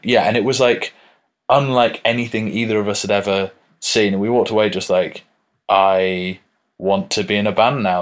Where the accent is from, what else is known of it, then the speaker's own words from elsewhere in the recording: United Kingdom; we're British